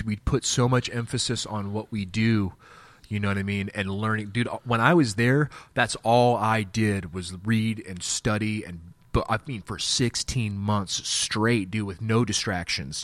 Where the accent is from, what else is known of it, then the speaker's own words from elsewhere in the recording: Wichita, Kansas, United States; I'm from Wichita, Kansas